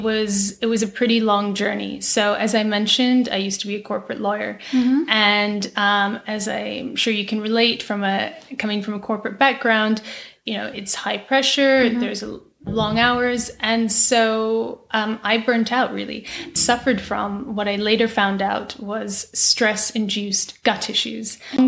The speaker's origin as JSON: {"language": "English", "town": "Aberdeen", "region": "Scotland", "country": "United Kingdom", "tie": "born or raised there", "also_born_or_lived": "England / Brussels", "moved": "as an adult", "lives_now": "New York, United States", "said": "So not that you can tell by my accent, but I actually grew up in Aberdeen in Scotland. Mm-hmm. And then I went to uni in England, and then I moved to work in Brussels. And then from Brussels, I moved to New York."}